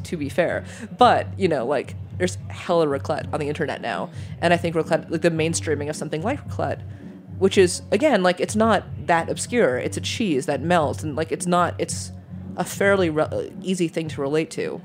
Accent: New York, United States; also born or lived in Michigan / Germany; I'm a New Yorker. I've been a New Yorker since I was six

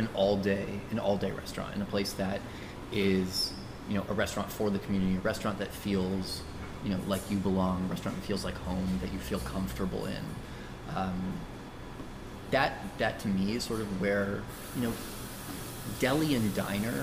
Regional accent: Toronto, Ontario, Canada; now in Los Angeles, United States; I grew up in Toronto.

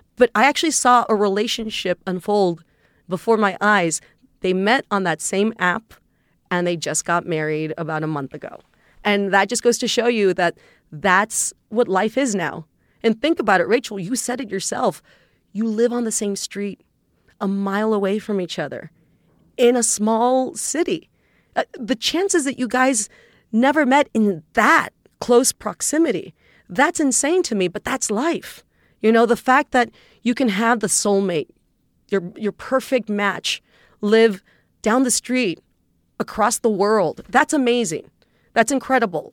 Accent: South Texas, United States; I'm from Texas. I'm from South Texas. I'm from a little town that is actually dominated by the Catholic Church

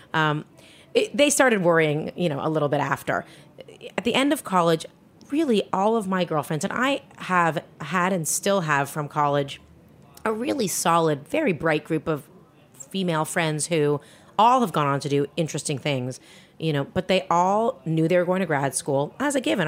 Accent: Toronto, Ontario, Canada; moved away as an adult; also born or lived in Montreal / Spain; I grew up in Toronto, Canada

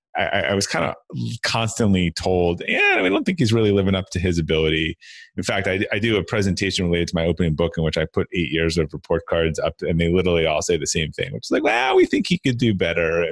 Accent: Brookline, Massachusetts, United States; I grew up outside of uh, Boston, uh, Massachusetts, in a, in a town called uh, Brookline

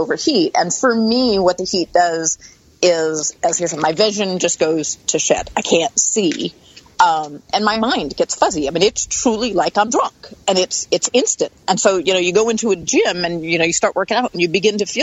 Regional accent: East Coast, United States; I grew up on the East Coast.

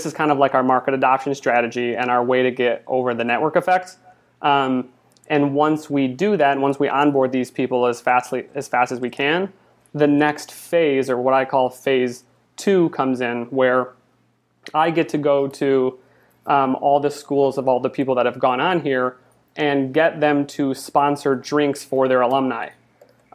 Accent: Michigan, United States; moved away as an adult; now in Los Angeles, United States; I'm originally from Michigan, and I moved here

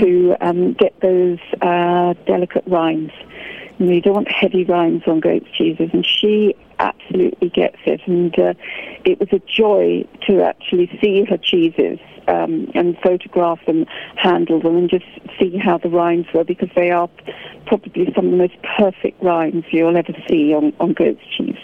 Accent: United Kingdom; I'm British and I have a fantastic um, cheese culture here

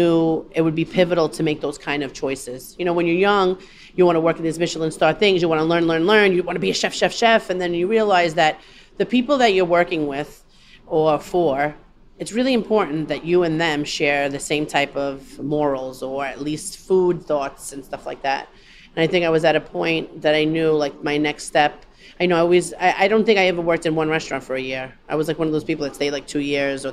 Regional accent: New York City, New York, United States; I'm from Gravesend

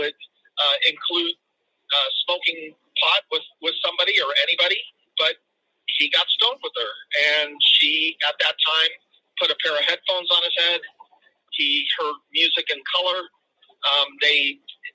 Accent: Los Angeles, California, United States; My father brought us to the San Fernando Valley in 1967 when he was about 28. I was only 5 years old. And we grew up

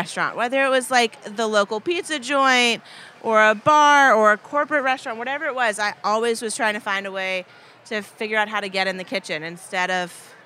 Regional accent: Paducah, Kentucky, United States; also born or lived in New York / Chicago; born and raised in Paducah.

